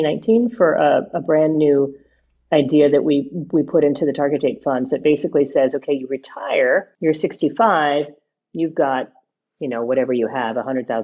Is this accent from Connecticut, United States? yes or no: no; Honolulu, Hawaii, United States; moved away as an adult; also born or lived in New Brunswick, New Jersey / Tokyo / Italy; now in New Jersey, United States; I grew up in Honolulu, actually, and my junior high school and high school language was Japanese